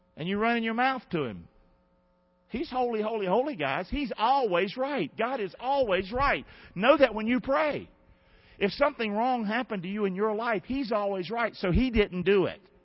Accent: United States; I'm an American

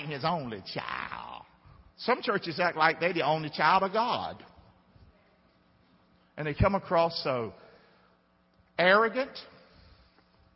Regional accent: the South, United States; being a Southerner

